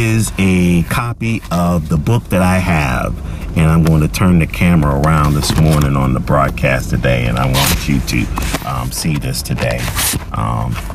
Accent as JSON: {"language": "English", "town": "Charleston", "country": "United States", "tie": "born or raised there", "moved": "yes", "said": "all the way from Charleston, my hometown"}